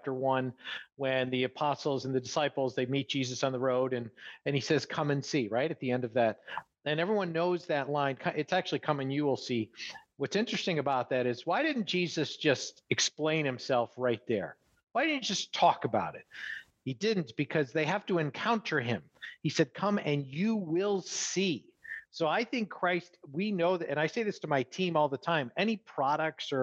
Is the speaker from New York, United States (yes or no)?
yes; New York, United States; moved away; I'm from New York originally